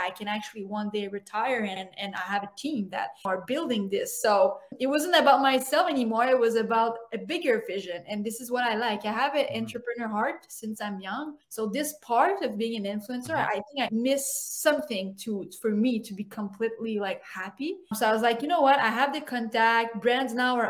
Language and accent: English; Montreal, Quebec, Canada; I am a girl from Montreal, even though I love Vancouver. I'm from Montreal